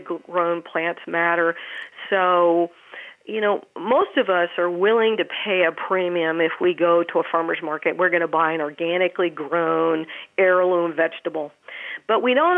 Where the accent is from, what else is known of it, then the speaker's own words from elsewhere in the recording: Maryland, United States; as a child, I grew up in Maryland